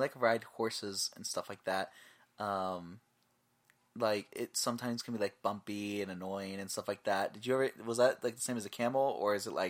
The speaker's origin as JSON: {"language": "English", "region": "Florida", "country": "United States", "tie": "born there", "lives_now": "Iowa, United States", "said": "I'm half Puerto Rican, and I was born in Florida. I'm not bred for winter, and I definitely didn't move to Iowa for the weather."}